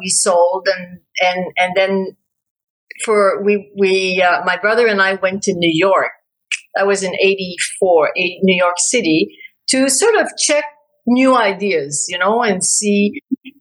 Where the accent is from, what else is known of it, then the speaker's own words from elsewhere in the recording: Quebec City, Quebec, Canada; moved away as an adult; also born or lived in Toronto; now in Montreal, Canada; I now live in Montreal, but I was born and raised in Quebec City